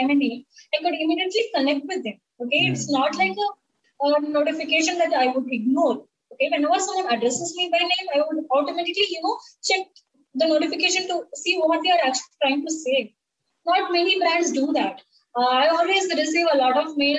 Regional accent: Tamil Nadu, India; first language Tamil; English is a second language; I'm from Tamil Nadu. So we speak Tamil here

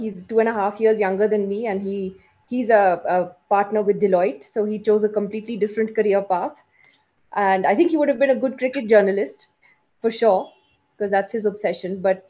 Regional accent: London, United Kingdom; also born or lived in Delhi / Kashmir / New York; now in India; So I'm from Kashmir. I was born in Delhi though. I spent my childhood basically in England and in the US, in London and New York, which is where I grew up. And we moved back to India

